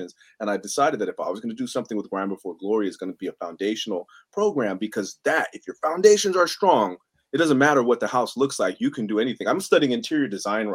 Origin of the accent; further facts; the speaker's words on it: San Francisco, California, United States; I grew up in the Mission District of San Francisco.